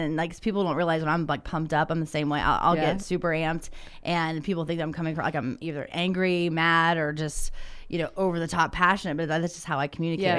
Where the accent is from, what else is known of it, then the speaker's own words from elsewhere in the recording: Ohio, United States; growing up in Southern Ohio, I said, you ain't going to go do that. I was a hillbilly.